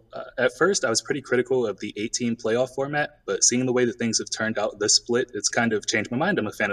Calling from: Philadelphia, Pennsylvania, United States; I'm calling from Philadelphia.

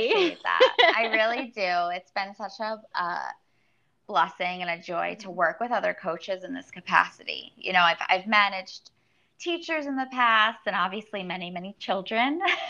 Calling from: New York City, New York, United States; I am calling from New York City.

